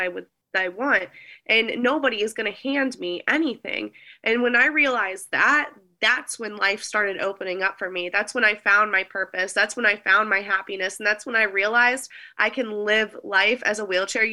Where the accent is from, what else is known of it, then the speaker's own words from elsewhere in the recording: United States; I love being American